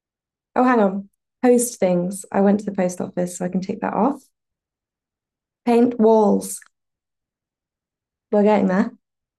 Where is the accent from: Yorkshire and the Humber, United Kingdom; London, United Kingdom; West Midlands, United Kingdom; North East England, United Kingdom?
Yorkshire and the Humber, United Kingdom; But I'm also from Yorkshire and we make the best tea